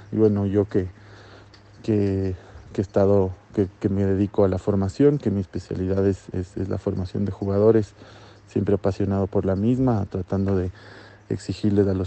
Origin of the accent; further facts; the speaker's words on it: Ecuador; que somos de Ecuador, que venimos a competir, que venimos a ganar y, que amamos a nuestro país.